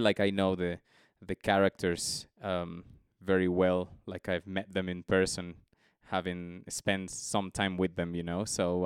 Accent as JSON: {"language": "English", "town": "Quito", "region": "Pichincha", "country": "Ecuador", "tie": "born or raised there", "said": "I am from Quito, Ecuador. That's where I'm joining today from."}